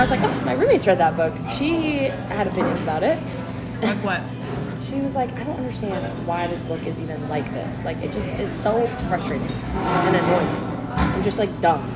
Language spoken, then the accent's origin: English; United States; I am an American